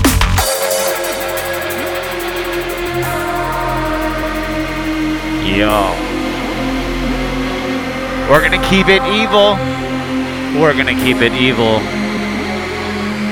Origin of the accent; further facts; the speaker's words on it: Jacksonville, Florida, United States; moved away; I'm from Jacksonville, Florida originally